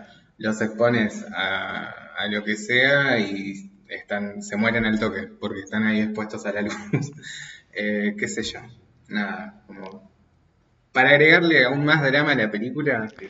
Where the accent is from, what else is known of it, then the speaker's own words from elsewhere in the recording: Mendoza, Argentina; soy de Mendoza